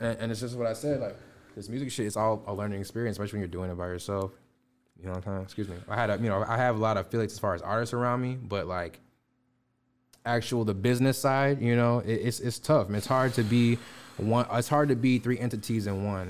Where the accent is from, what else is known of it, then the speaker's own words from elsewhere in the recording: Chicago, Illinois, United States; I'm from the Chicago area